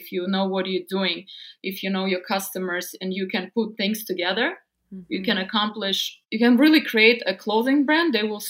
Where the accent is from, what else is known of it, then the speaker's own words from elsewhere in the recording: Siberia, Russia; English is a second language; Because growing up in Siberia, I couldn't find a lot of things for myself.